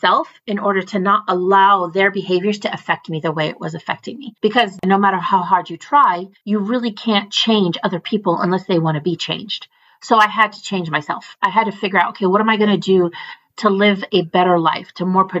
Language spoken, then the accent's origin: English; United States; a Muslim American growing up, and at the time we were refugees